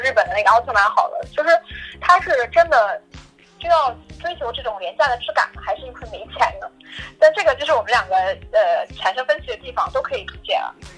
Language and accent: Chinese; China; 我们中国人碰到的解决不了的问题的时候，我们就推给酒